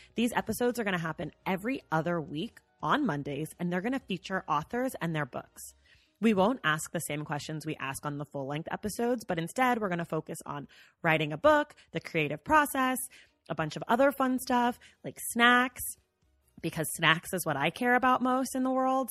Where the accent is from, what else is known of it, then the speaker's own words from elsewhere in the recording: the Bay Area, California, United States; also born or lived in New York; now in Los Angeles, United States; I'm also from the Bay